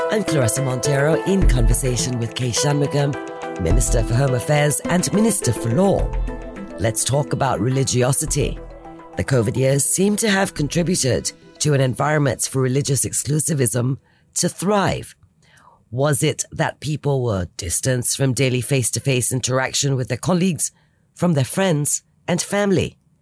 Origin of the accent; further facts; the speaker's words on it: Singapore; as a Singaporean